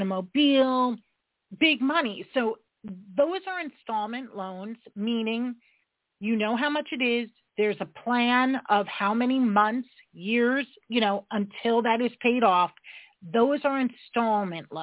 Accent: New York, United States; I'm a New Yorker

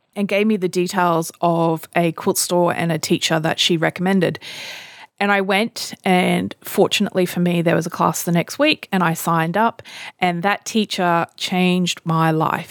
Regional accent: Australia; I'm Australian

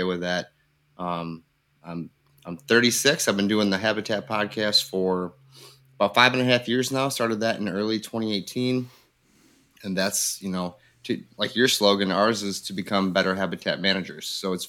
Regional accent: Grand Haven, Michigan, United States; now in Livingston County, United States; I'm from Grand Haven, Michigan, live over in Livingston County now.

